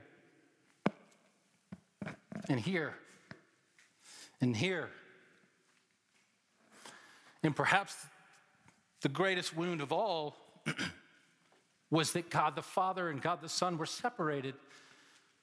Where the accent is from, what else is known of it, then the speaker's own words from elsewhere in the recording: Atlanta, Georgia, United States; Growing up in Atlanta